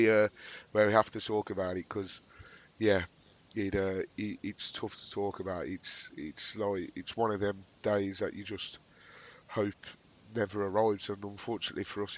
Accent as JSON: {"language": "English", "town": "Birmingham", "region": "West Midlands", "country": "United Kingdom", "tie": "born or raised there", "said": "having someone local to where I grew up"}